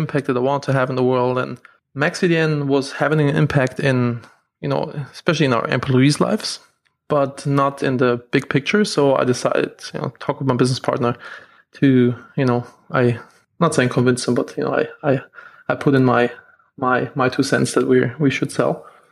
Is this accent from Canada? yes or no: no; Germany; moved away as an adult; now in United States; I'm from Germany originally